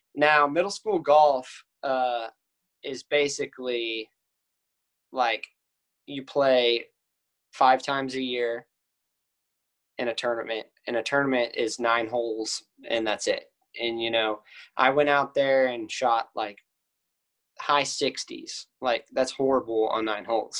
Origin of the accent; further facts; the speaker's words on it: Cedar Park, Texas, United States; I'm from Cedar Park